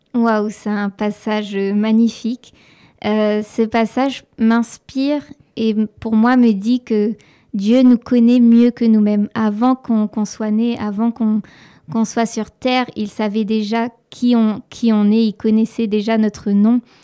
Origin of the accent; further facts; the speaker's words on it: Saint-Joseph, Réunion; also born or lived in Quebec; je viens de l'île de la Réunion, plus précisément euh, du sud de l'île, d'une petite ville qui s'appelle Saint-Joseph.